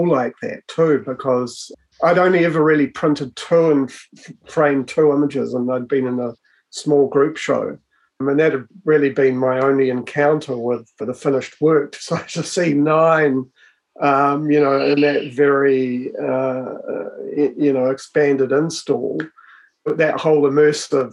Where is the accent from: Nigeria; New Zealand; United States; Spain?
New Zealand; Hutt Valley, Wellington; I was born and raised in the Hutt Valley